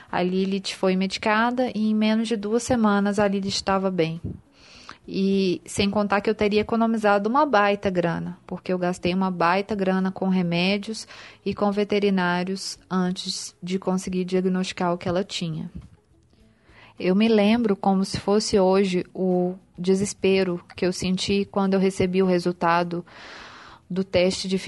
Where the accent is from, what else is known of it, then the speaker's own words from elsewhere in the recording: Belo Horizonte, Minas Gerais, Brazil; eu sou de Belo Horizonte